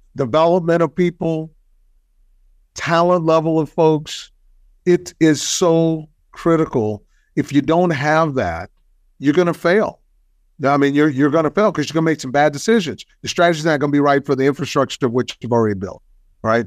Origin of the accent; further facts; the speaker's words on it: Texas, United States; I'm from Texas.